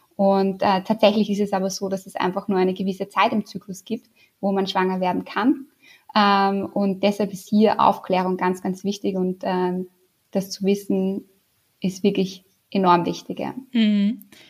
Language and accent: German; Austria; accent: Austrian; also born or lived in Vienna; Das kann ich wahrscheinlich nicht verstecken, meinen österreichischen Akzent